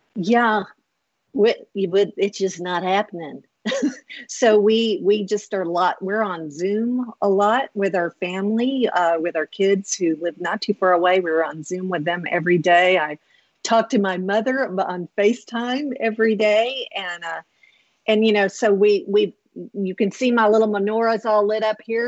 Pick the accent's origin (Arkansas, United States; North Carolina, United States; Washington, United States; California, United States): Arkansas, United States; Blytheville; growing up in Blytheville, Arkansas